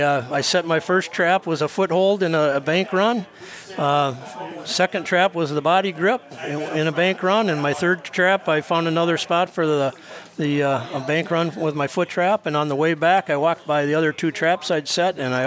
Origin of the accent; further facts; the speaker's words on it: White Bear Lake, Minnesota, United States; I grew up in White Bear Lake in the suburbs